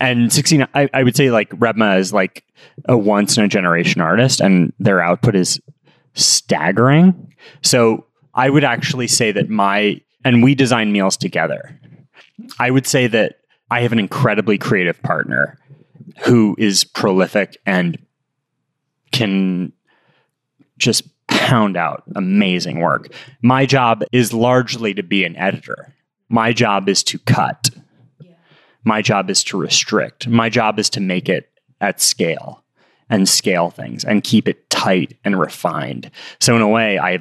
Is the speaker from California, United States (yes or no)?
yes; Los Angeles, California, United States; we grew up in Hancock Park.